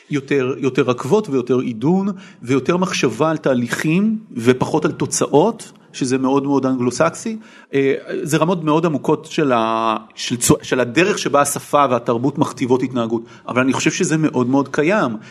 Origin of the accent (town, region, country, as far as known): Israel; born or raised there; also born or lived in England